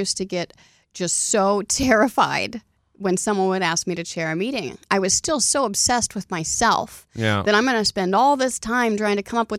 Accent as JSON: {"language": "English", "region": "Oklahoma", "country": "United States", "said": "No. See, I'm from Oklahoma, so Donnie's making fun of me."}